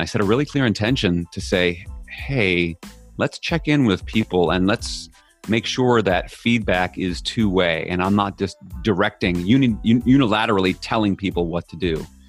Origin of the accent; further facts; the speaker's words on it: New York, United States; I'm from New York